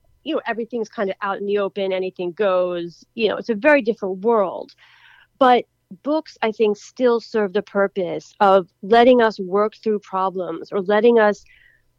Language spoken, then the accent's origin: English; Philadelphia, Pennsylvania, United States; my hometown was in the Super Bowl, Philadelphia Eagles